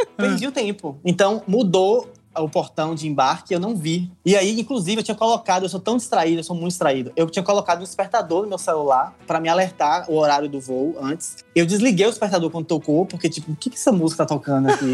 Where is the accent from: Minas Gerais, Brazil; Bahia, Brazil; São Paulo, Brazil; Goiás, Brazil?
Bahia, Brazil; now in Albania; um baiano na Albânia. Saí da Bahia, vim pra Albânia